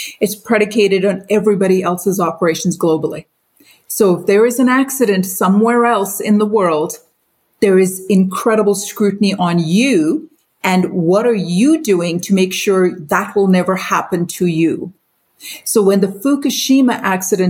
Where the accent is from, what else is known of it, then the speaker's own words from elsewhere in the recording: Brandon, Manitoba, Canada; also born or lived in Mumbai, India / Pakistan / Winnipeg, Canada / Alberta, Canada; started growing up in India and Pakistan, continued growing up in Brandon